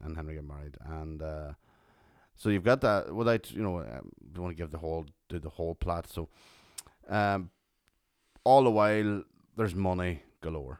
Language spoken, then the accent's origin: English; Tyrone, Northern Ireland, United Kingdom; Coming from Tyrone